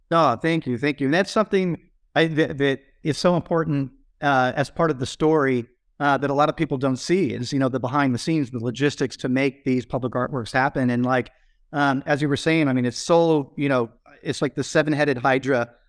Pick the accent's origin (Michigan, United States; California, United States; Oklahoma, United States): California, United States; Carlsbad; now in Hawaii, United States; I grew up in Southern California in Carlsbad